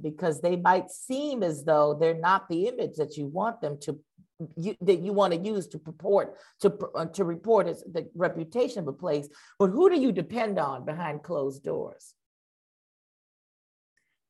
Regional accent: Los Angeles, California, United States; I grew up in Koreatown, Los Angeles

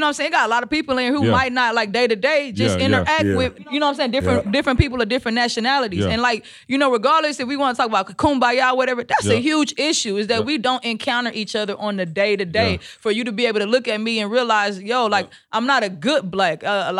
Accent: the South, United States; I'm from the South.

